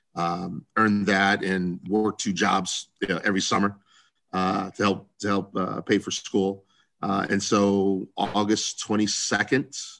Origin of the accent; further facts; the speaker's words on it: Columbus, Ohio, United States; I grew up in Central Ohio, Columbus, Ohio